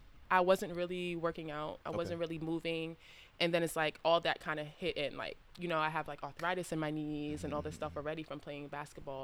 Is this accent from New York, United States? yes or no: yes; New York City, New York, United States; also born or lived in Ohio / Kansas; I am from Brooklyn, born and raised